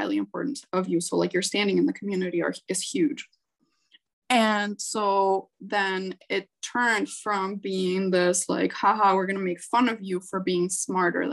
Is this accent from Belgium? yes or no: no; Chile; moved away as an adult; also born or lived in Canada; growing up in Chile. So my family moved to Canada when I was 19.